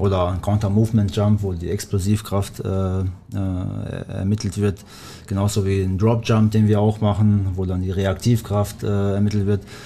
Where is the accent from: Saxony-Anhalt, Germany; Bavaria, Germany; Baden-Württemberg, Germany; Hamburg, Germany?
Baden-Württemberg, Germany; Black Forest; German is a second language; moved away as an adult; also born or lived in Kosovo; now in Bochum, Germany; ich komme ja ursprünglich aus dem Schwarzwald, beziehungsweise seit dem 10. Lebensjahr äh, äh, wohne ich im Schwarzwald